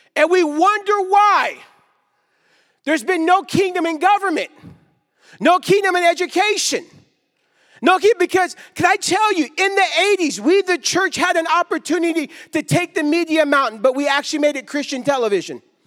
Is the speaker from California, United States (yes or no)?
yes; Stockton, California, United States; I grew up in Stockton, California.